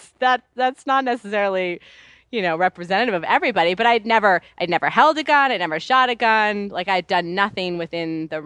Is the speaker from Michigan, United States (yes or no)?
no; New York City, New York, United States; I grew up in New York City. Like, I walked to school every day. We didn't leave the city that often